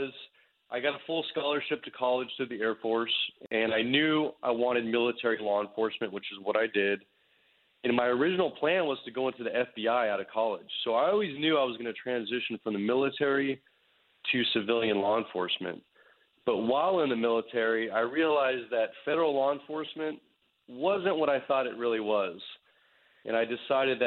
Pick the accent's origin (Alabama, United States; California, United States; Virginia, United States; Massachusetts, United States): California, United States; Bay Area, Northern; I grew up in the Bay Area in Northern California